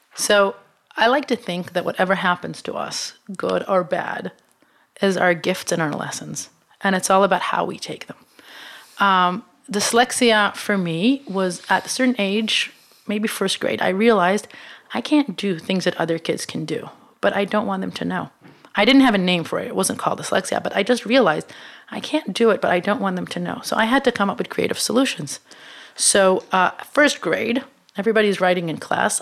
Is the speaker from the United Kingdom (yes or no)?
no; Israel; moved away as an adult; now in United States; I come from Israel, which is not in my mind, the best place on earth, uh, but is a small market